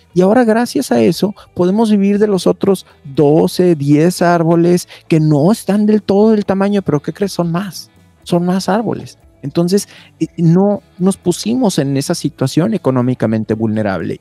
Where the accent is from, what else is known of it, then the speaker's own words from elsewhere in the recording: Mexico; nos hace muy fuertes a los mexicanos